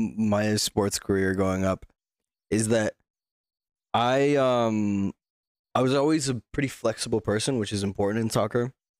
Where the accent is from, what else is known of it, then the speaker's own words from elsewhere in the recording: Utah, United States; I grew up around a lot of, there's a lot of African refugees in Utah.